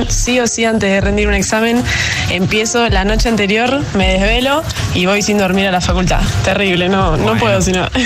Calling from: Rafelbuñol, Valencian Community, Spain; de Rafael Buñol.

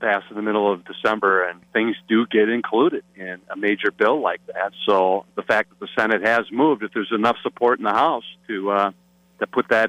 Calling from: Platteville, Wisconsin, United States; I am literally calling from Platteville right now.

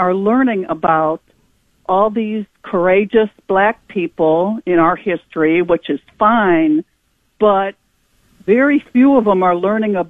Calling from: Parma, Ohio, United States; I'm from Parma.

